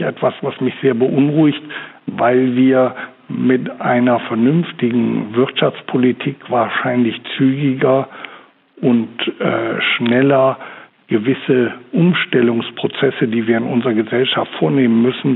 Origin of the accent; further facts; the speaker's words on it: Germany; bei uns in Deutschland